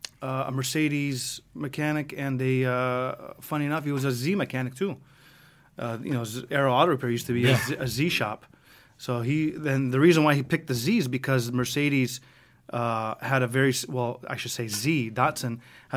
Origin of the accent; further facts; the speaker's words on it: Greece; now in United States; But anyways, we came from Greece in the 80s, and he opened up his first shop in, I think, 86, and he's had businesses his whole life, and I just grew up in that industry.